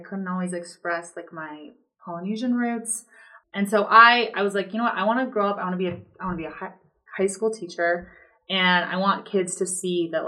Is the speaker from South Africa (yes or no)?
no; Tooele, Utah, United States; also born or lived in Stansbury Park, Utah; I'm from Tooele. I grew up there. I went to high school there, graduated there